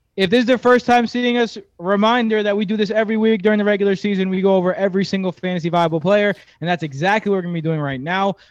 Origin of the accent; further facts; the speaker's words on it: New York, United States; as a New Yorker